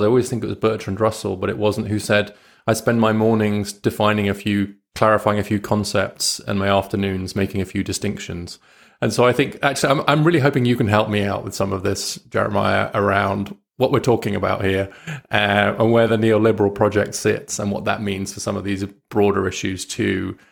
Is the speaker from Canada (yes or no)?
no; United Kingdom; as a British liberal